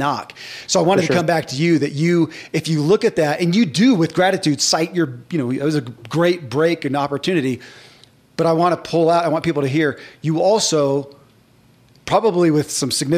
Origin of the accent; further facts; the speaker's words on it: the South, United States; I grew up in the South too